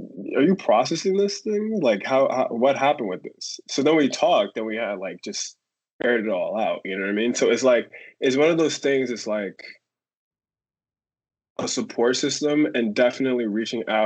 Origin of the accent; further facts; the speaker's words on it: New York, United States; I'm from the Bronx. I lived in the Bronx my entire life.